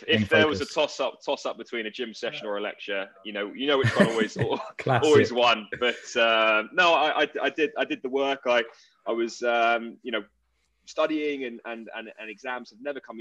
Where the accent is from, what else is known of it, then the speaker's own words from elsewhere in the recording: Surrey, South East England, United Kingdom; also born or lived in New York; I grew up in Surrey